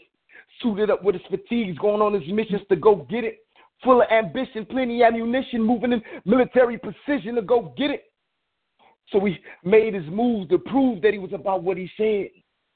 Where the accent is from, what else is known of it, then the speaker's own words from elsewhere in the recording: Detroit, Michigan, United States; now in Chicago, United States; from Detroit out here now in Chicago